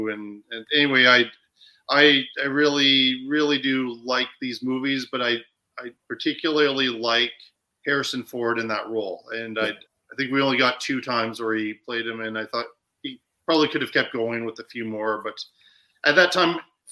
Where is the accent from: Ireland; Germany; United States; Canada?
Ireland; I'm Irish